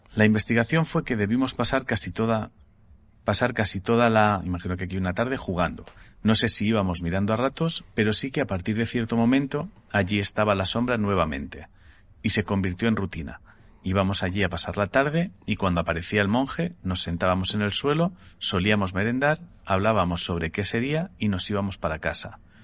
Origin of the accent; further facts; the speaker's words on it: Sant Andreu de Llavaneres, Catalonia, Spain; una cafetería de mi pueblo, en San Andrés de Habaneras